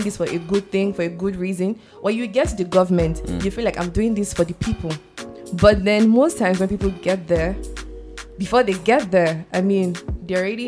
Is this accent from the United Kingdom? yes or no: no; Côte d’Ivoire; now in Nigeria; I'm from Cote d'Ivoire. Mm-hmm. And then I came to Nigeria to school.